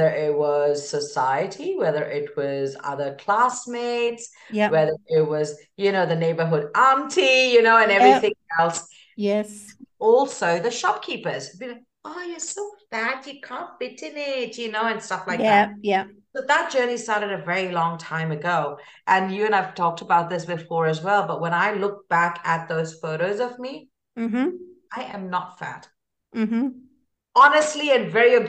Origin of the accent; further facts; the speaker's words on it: India; moved away; woman of color, I hail from India.